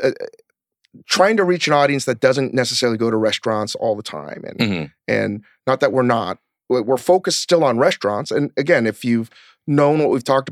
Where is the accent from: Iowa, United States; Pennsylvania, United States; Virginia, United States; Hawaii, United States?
Virginia, United States; I grew up in Virginia